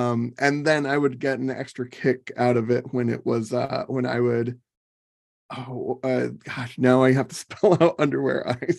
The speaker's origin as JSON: {"language": "English", "town": "Phoenix", "region": "Arizona", "country": "United States", "tie": "born or raised there", "said": "I was born and raised in Phoenix, which is where I am at now."}